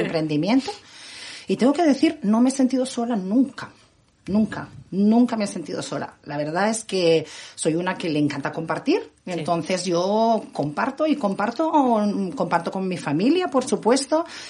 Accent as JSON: {"language": "Spanish", "town": "Barcelona", "region": "Catalonia", "country": "Spain", "moved": "yes", "said": "Soy la barcelonesa más guiri de la ciudad"}